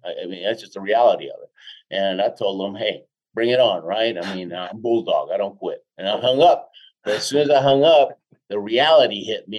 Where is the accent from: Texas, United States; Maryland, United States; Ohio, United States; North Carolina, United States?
Texas, United States; Houston; also born or lived in Argentina / Queens, New York; now in Colorado, United States; I was born in Argentina. My dad was a chemical engineer with Exxon. We moved to the states when I was six. Hmm. We were in um, in uh, Jackson Heights, uh, Queens, New York, for a couple yep. of years. Then most of my life in Houston.